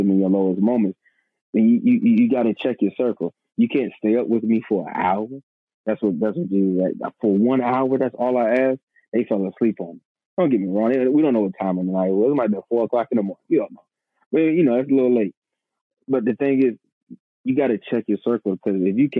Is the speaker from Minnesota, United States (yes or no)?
no; Suffolk, Virginia, United States; also born or lived in Portsmouth, Virginia; I'm from Portsmouth, Virginia, born in Portsmouth, raised in Suffolk, Virginia